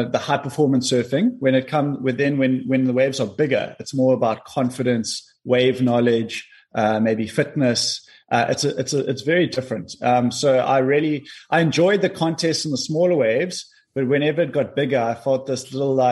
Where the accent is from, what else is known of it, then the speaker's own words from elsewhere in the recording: Cape Town, Western Cape, South Africa; also born or lived in Kommetjie; I was born in Cape Town, and then we moved to Komaki when I was 12 years old